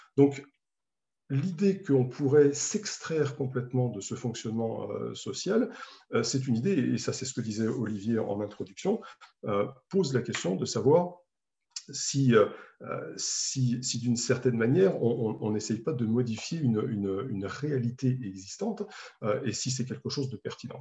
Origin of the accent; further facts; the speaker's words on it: France; en tant qu'Européen, en tant que Français